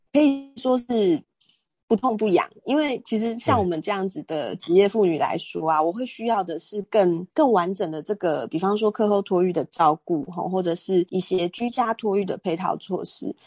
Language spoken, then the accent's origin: Chinese; Taiwan; 包括像我们生在台湾嘛